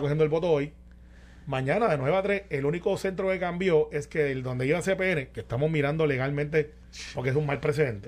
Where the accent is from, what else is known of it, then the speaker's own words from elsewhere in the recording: Guaynabo, Puerto Rico; soy de Guaynabo